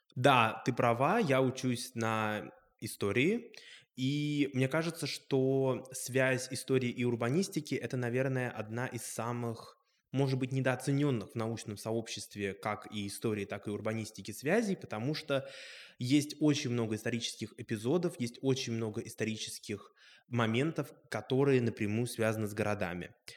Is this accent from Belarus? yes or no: no; Moscow, Russia; Я сам родом из Москвы, я коренной москвич по папе